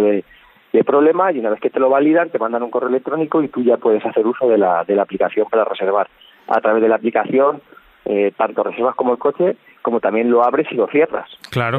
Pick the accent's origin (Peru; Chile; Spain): Spain; San Pedro, Castilla-La Mancha; yo vivo en mi pueblo desde que nací